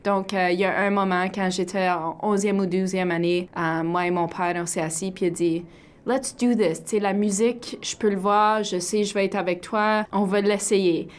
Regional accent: northern Ontario, Canada; j'ai grandi au nord de l'Ontario, donc je suis fière franco-ontarienne et aussi Abenaki

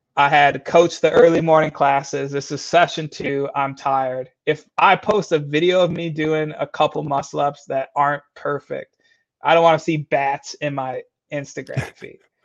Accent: Michigan, United States; also born or lived in Florida; now in St. Paul, United States; I was raised in Michigan, born in Florida

